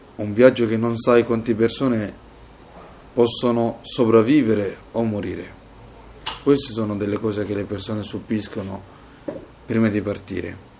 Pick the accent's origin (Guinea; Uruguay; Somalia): Somalia; Mogadishu, Banaadir; Italian is a second language; moved away as an adult; also born or lived in Libya; now in Italy; ho deciso di lasciare il mio paese e la mia famiglia. Quando sono partito dalla Somalia